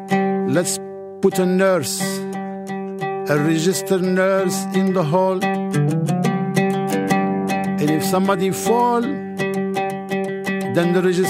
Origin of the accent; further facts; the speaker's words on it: Casablanca, Casablanca-Settat, Morocco; Well, I grew up in Casablanca. There is no Humphrey Bogart there. It's just a city near the ocean.